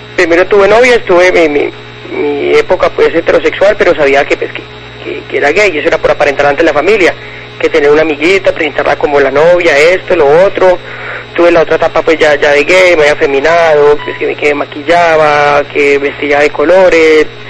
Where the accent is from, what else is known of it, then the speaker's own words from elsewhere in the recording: Antioquia, Colombia; now in Cali, Colombia; yo soy antioqueña, de Antioquia, pero llevo pues mucho tiempo viviendo aquí en Cali, unos 15 años más o menos